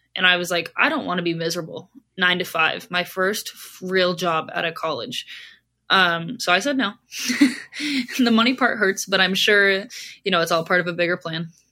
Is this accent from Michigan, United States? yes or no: no; Southern California, United States; moved away as an adult; now in Long Island, New York, United States; growing up in Southern California, I grew up in a bathing suit